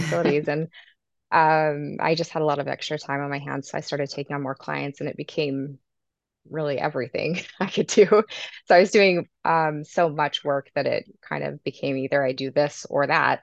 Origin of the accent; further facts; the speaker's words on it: Sandy, Utah, United States; also born or lived in Herriman, Utah; I'm from Sandy, Utah, but I live now in Harriman, Utah